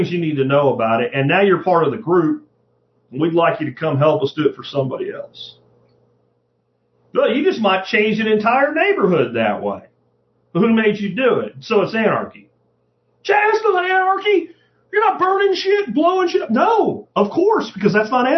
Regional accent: Jacksonville, Florida, United States; I grew up in Jacksonville, Florida in the 80s

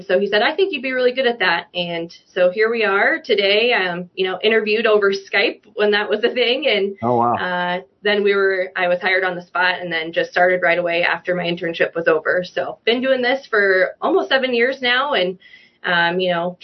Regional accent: Tama County, Iowa, United States; I grew up in Tama County, Iowa. So kind of central Iowa

